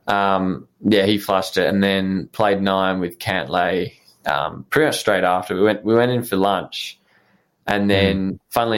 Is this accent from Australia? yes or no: yes; Melbourne, Victoria, Australia; I was from Melbourne